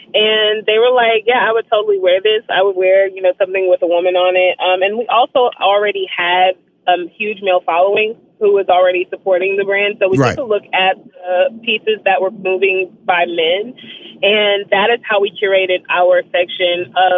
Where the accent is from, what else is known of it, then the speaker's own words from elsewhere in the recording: Shreveport, Louisiana, United States; It absolutely is. We're from the North, too. We're from Shreveport.